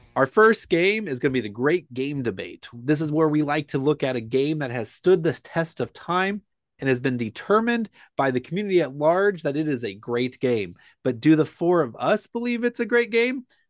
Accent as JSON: {"language": "English", "region": "Kansas", "country": "United States", "said": "we're from Kansas"}